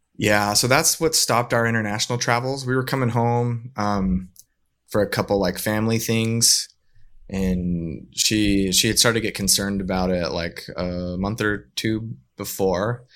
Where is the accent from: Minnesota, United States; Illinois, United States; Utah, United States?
Utah, United States; northern; also born or lived in Southern California; now in Saint George, United States; we grew up in Utah